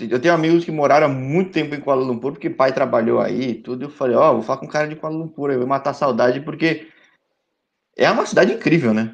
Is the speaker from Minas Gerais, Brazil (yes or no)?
no; São Paulo, Brazil; eu sou de São Paulo